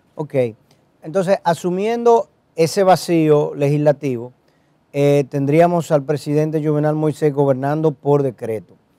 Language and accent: Spanish; Dominican Republic